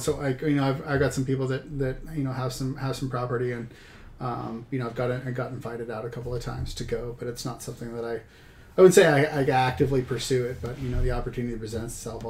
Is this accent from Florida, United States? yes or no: no; Washington, United States; Growing up in Washington, we used to hunt, a lot of people call it the wet side and the dry side, right?